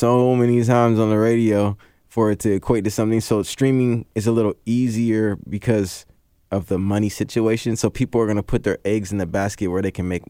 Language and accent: English; Seattle, Washington, United States; I'm from Seattle.